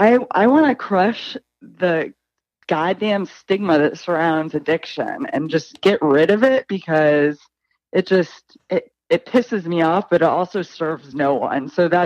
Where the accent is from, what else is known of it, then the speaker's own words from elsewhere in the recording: Lakeland, Florida, United States; now in Boston, United States; I'm a born and raised Floridian.